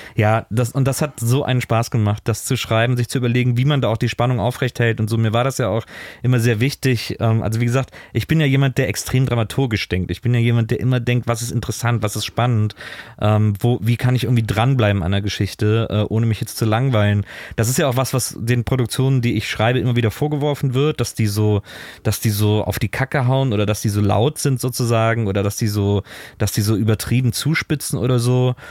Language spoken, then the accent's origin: German; Cologne area, North Rhine-Westphalia, Germany; ich komme aus dem Kölner Raum.